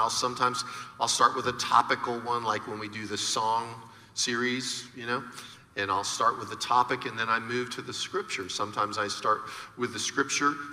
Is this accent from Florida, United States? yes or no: yes; Florida, United States; because I grew up in Florida